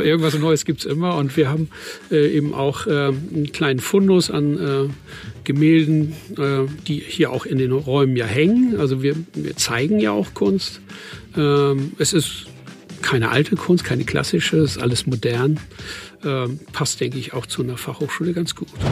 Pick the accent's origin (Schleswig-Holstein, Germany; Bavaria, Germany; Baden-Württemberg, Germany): Schleswig-Holstein, Germany; Fehmarn; Beide kommen wir aus Ostholstein, ich von Fehmarn, er von, aus Oldenburg